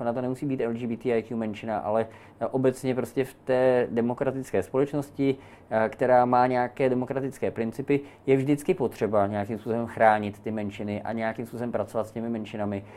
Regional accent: Prague, Czechia; já jakožto rodilý Pražák, který má k tomu městu velký intenzivní vztah

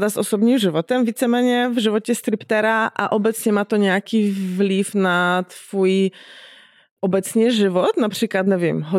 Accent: Poland; now in Czech Republic; Já jsem z Polska

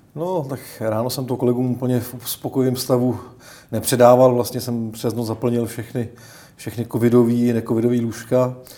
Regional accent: Czechia; my jako Češi

